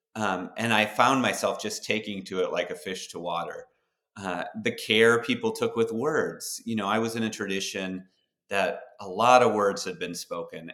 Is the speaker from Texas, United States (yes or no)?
no; Duluth, Minnesota, United States; we grew up in Duluth, Minnesota